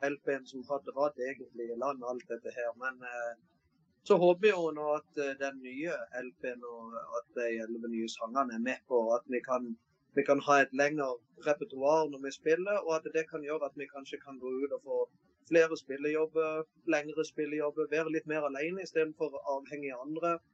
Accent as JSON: {"language": "Norwegian", "town": "Mandal", "region": "Agder", "country": "Norway", "lives_now": "Flekkefjord, Norway", "said": "Nei, jeg, er egentlig fra Mandal."}